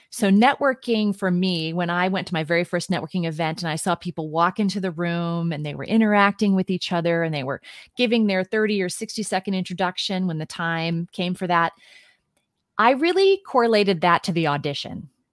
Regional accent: Midwest, United States; moved away as an adult; also born or lived in New York City; now in Washington, D.C. area, United States; I was born and raised in the Midwest.

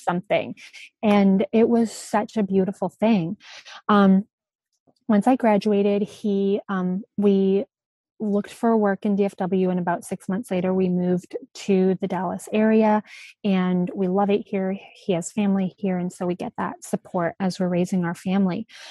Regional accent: Alberta, Canada; moved away as an adult; also born or lived in Virginia Beach; I grew up in Alberta, Canada, and um, we were right at the base of the mountains

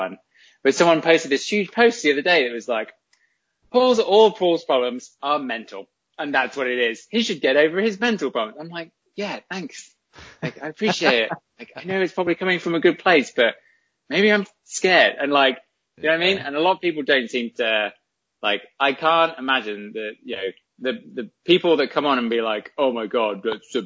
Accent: England, United Kingdom; as an English person

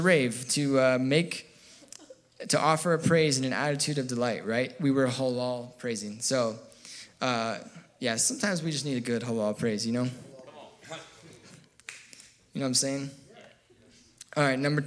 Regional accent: United States; I'm American

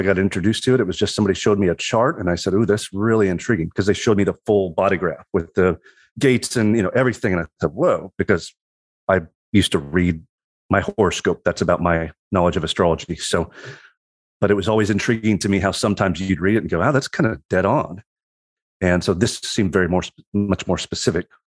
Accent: Southwest Missouri, United States; moved away; also born or lived in Colorado / St. Louis; I grew up in Southwest Missouri

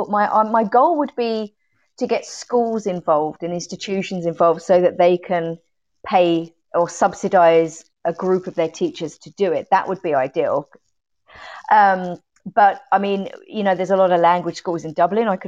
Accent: Sutton, London, United Kingdom; now in Ireland; Sutton in Surrey.

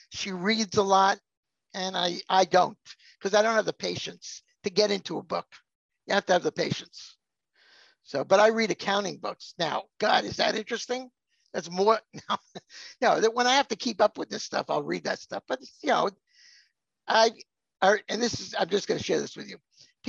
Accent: Long Island, New York area, United States; I grew up in the New York area, Long Island.

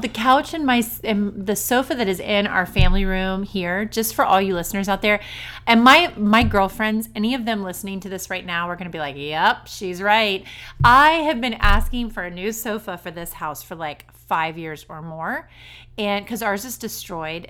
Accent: Ohio, United States; we're from Ohio

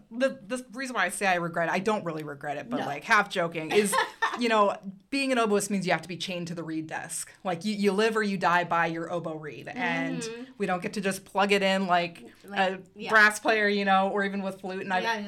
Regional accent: Coeur d'Alene, Idaho, United States; But yeah, born and raised here. Went to Dalton Elementary, Canfield Middle School, Coeur d'Alene High School.

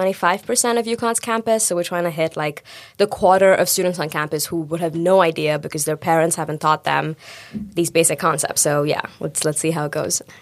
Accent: India; moved away; I grew up in India.

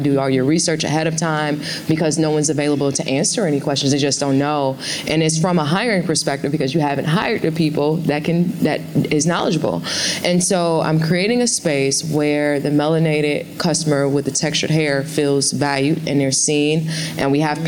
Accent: Ghana; I'm originally from Ghana, are there new products that are launching there?

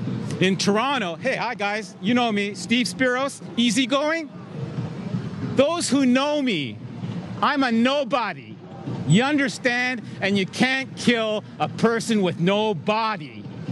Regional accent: Yorkshire and the Humber, United Kingdom; I'm from Humberside.

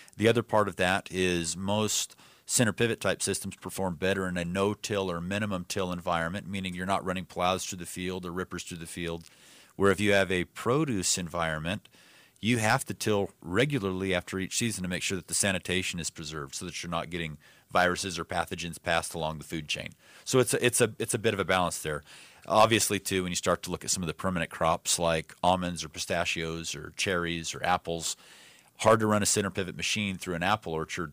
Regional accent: Yuma, Arizona, United States; I grew up in Yuma.

